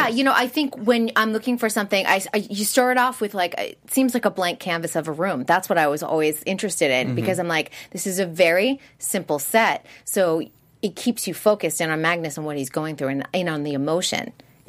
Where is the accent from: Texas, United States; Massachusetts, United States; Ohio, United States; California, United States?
Massachusetts, United States; Boston; now in Los Angeles, United States; I came from Boston. So Boston has a pretty rich heritage with Boston Ballet.